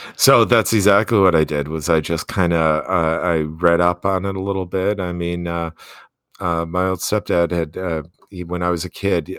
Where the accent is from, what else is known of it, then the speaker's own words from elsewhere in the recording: Wisconsin, United States; moved away as an adult; now in Bozeman, United States; I grew up in Wisconsin. I, I got my graduate degrees in Wisconsin.